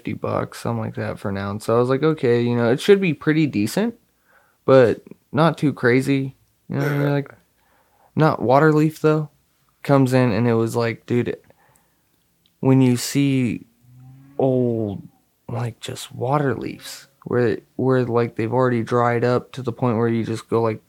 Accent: Hemet, California, United States; We're from Hemet

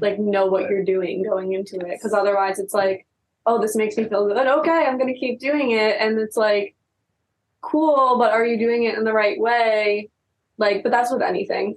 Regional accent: East Coast, United States; now in California, United States; we're from the East Coast

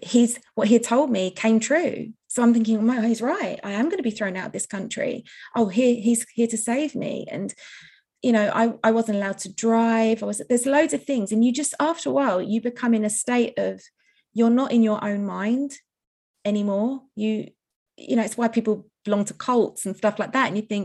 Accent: United Kingdom; also born or lived in United States; I had an American passport because I was born in America. And they said, what are you doing here? I was like, well, I live here. I'm a little girl, right?

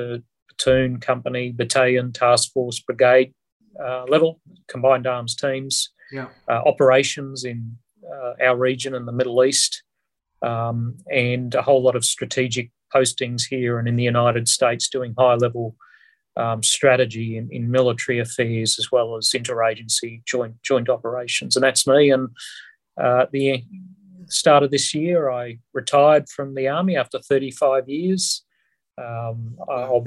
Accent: Queensland, Australia; I was brought up in a little tiny mining town in my home state of Queensland

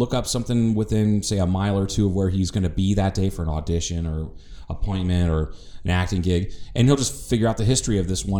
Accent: Ohio, United States; It's a guy that I grew up with in Ohio.

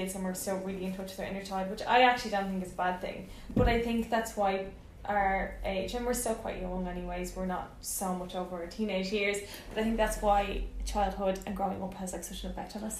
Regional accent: Dublin, Leinster, Ireland; moved away as an adult; now in United Kingdom; I didn't move county, but I lived in the inner city in Dublin

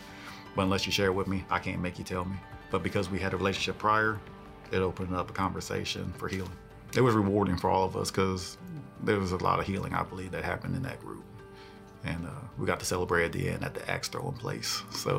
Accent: New Jersey, United States; I'm from New Jersey. That's where my family's from, but military brat, been all over the world.

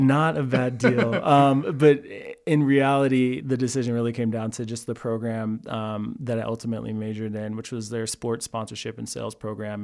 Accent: Texas, United States; moved away as an adult; also born or lived in Pflugerville, Texas / Cameron, Texas / Waco, Texas; now in Colorado, United States; I'm a Texas boy, born and raised

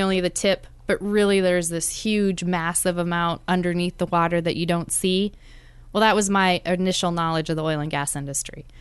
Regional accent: South Dakota, United States; moved away as an adult; also born or lived in Juneau, Alaska / Fairbanks, Alaska; now in Anchorage, United States; my home state of South Dakota

